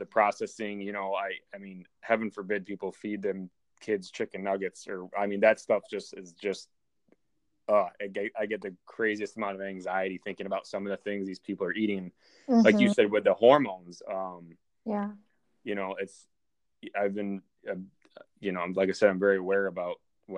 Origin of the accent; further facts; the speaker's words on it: New York, United States; moved away as an adult; now in Iowa, United States; I moved to Iowa from New York